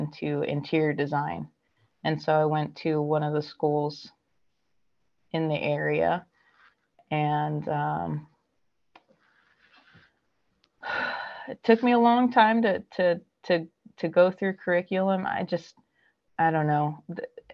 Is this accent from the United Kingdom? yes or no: no; Southern California, United States; born and raised in Southern California